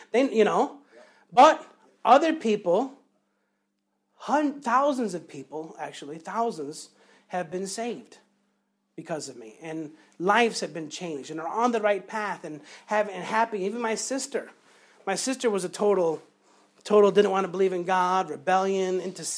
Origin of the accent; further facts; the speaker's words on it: Chicago, Illinois, United States; moved away; When I was growing up in Chicago, I was in the gangs and in the hood